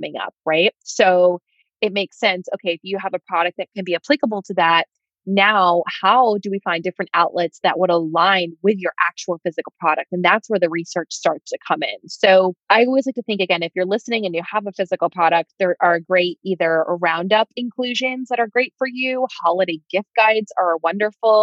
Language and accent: English; New York, United States; I'm from New York